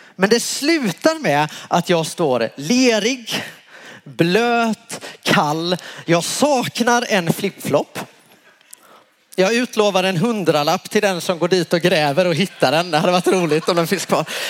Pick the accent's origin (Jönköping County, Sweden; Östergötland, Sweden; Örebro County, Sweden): Jönköping County, Sweden; Värnamo; moved away; där jag kommer ifrån från början, Småland, Värnamo